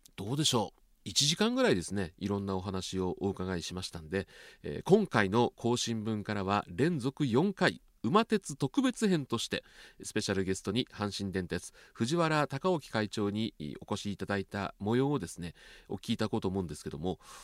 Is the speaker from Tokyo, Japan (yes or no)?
yes; Tokyo, Japan; 僕、東京出身なんで